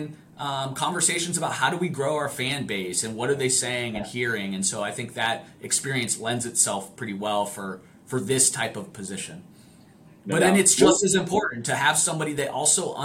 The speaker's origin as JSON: {"language": "English", "country": "Italy", "tie": "born or raised there", "moved": "yes", "said": "I grew up in Italy. I grew up playing the sport."}